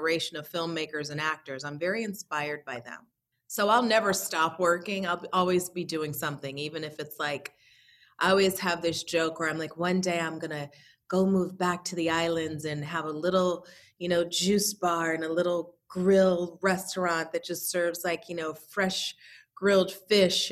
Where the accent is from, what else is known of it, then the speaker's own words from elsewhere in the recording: New York City, New York, United States; I'm a girl from Brooklyn